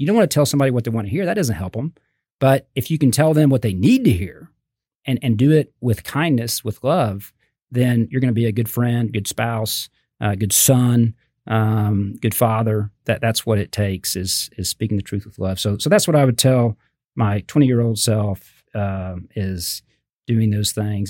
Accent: Fort Worth, Texas, United States; also born or lived in Austin; I grew up in Fort Worth. Uh, I lived in Austin for about eight years

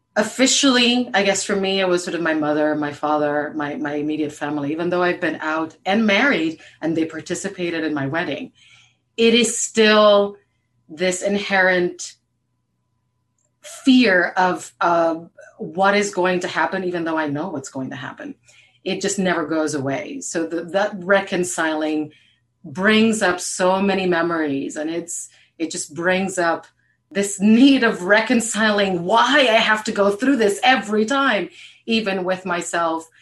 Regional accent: Puerto Rico; now in Maryland, United States; I'm originally from Puerto Rico

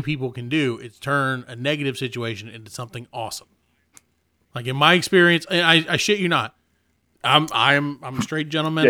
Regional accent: South Carolina, United States; we're from South Carolina

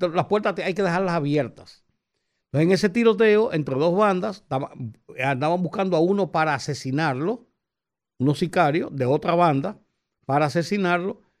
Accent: Dominican Republic

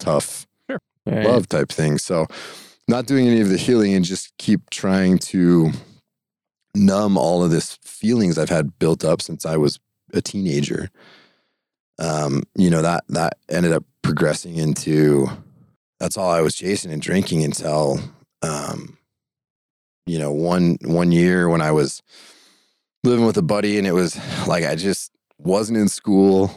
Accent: Idaho, United States; growing up in Idaho and with my family

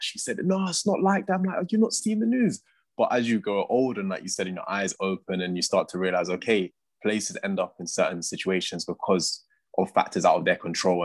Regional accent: London, United Kingdom; I'm a West Londoner

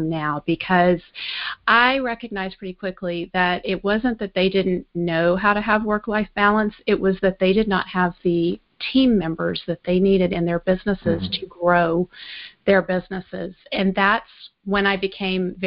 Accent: Alexandria, Louisiana, United States; moved away as an adult; also born or lived in Austin, Texas; I grew up in Alexandria, Louisiana

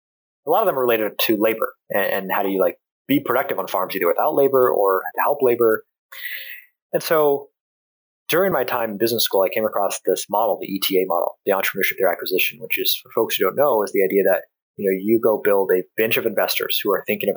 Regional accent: California, United States; Yeah, almonds, grapes, and a little bit of sweet potatoes and corn kind of mixed in. But those, by and large, especially almonds, that was kind of the cash crop there in California.

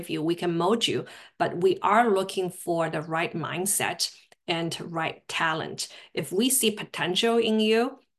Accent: Shanghai, China; English is a second language; moved away as an adult; also born or lived in Durham, North Carolina; now in United States; I grew up in Shanghai, China.

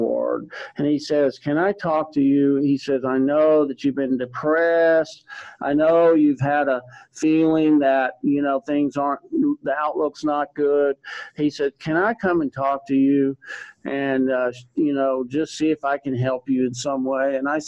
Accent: Texas, United States; growing up in Texas

